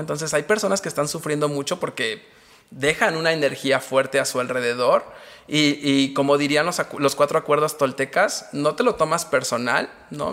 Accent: Mexico; como mexicanos

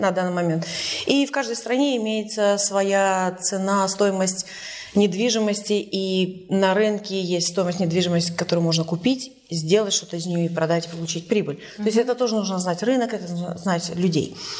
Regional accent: Tallinn, Harju County, Estonia; moved away as an adult; also born or lived in Sweden / Canada / Berlin; сама из Сталина. И из Сталина я уехала в 97

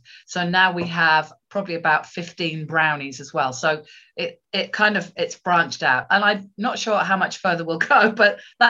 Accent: England, United Kingdom; moved away as an adult; now in Gozo, Malta; I'm actually English, but I'm based on the beautiful island of Gozo, which is part of the Maltese Islands.

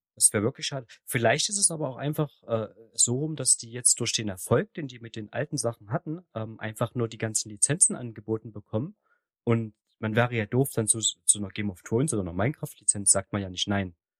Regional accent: the East, eastern Germany, Germany; bei uns im Osten

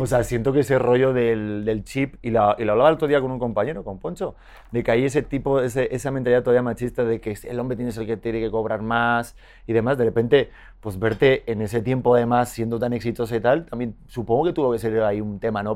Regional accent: Spain; accent: muy español; now in Mexico; tengo el acento muy español.

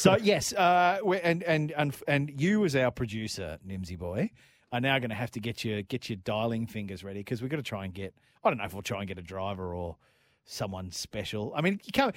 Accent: Melbourne, Victoria, Australia; It is my hometown.

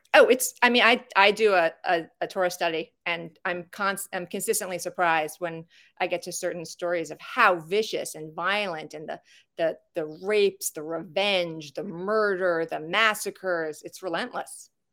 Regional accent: Long Island, New York, United States; moved away as an adult; also born or lived in Wilmington, North Carolina; I'm from Long Island.

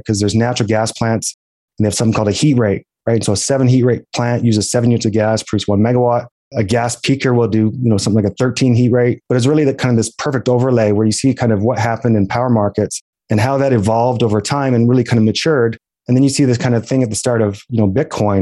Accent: East Coast of Canada, Canada; moved away as an adult; now in Calgary, Canada; I'm from the East Coast of Canada. I got a one-way plane ticket for graduation gift and I moved out to Calgary, Alberta

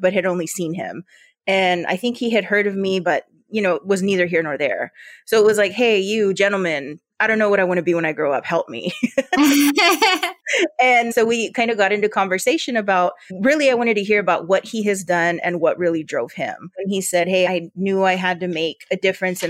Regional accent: Yuma, Arizona, United States; accent: border Spanish; I grew up here in Yuma

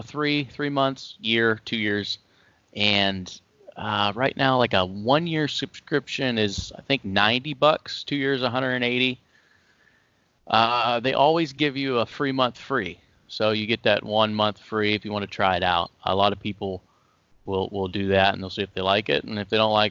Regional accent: Ohio, United States; Yeah. Yeah, that's where I'm from. I'm still here, born and raised in Ohio.

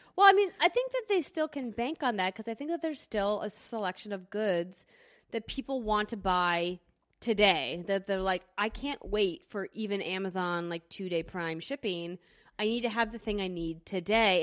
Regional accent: Fargo, North Dakota, United States; now in Los Angeles, United States; Fargo, my hometown

